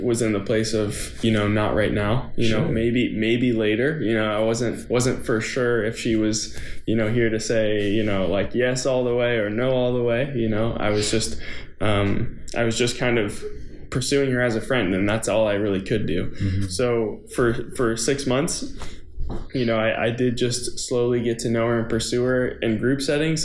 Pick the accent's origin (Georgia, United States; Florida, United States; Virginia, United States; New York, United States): Florida, United States; Tarpon Springs; moved away as an adult; also born or lived in Clemson, South Carolina; now in Nashville, United States; I'm from Tarpon Springs, Florida in the Tampa Bay area, and went to elementary school, middle school, high school all there